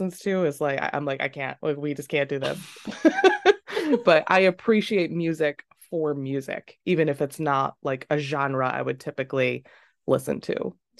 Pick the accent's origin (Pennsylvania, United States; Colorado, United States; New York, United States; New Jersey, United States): New York, United States; Rochester; I worked at this small grocery store in Macedon, New York, called PNC. And I grew up just outside of Rochester.